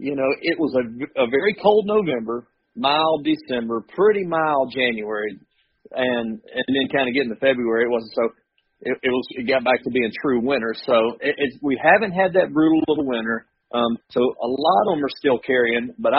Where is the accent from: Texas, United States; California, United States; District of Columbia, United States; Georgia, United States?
Georgia, United States; middle; now in Iowa, United States; grew up in South, grew up in middle Georgia